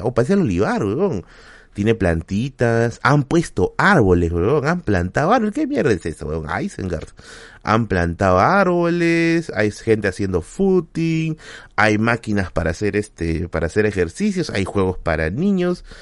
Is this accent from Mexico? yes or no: no; Villa, Lima, Peru; yo soy vecino de Villa. O sea, yo he vivido acá prácticamente toda mi vida